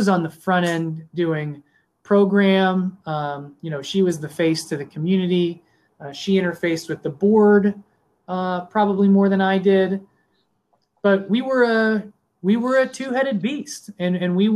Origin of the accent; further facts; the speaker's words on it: Upper St. Clair, Pennsylvania, United States; I grew up in Upper St. Clair, which is, you know, lovingly called the bubble